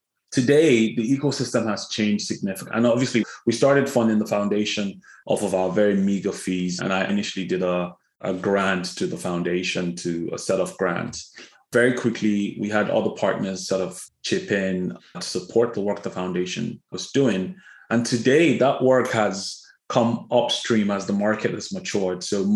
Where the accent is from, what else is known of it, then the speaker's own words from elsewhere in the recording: Kaduna, Kaduna State, Nigeria; And in parts of the country, not Lagos, you know, for instance, I grew up in Kaduna, so I always had a heart for that.